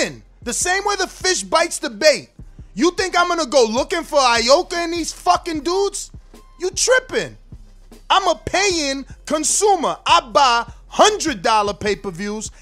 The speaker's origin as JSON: {"language": "English", "country": "United States", "said": "I'm American"}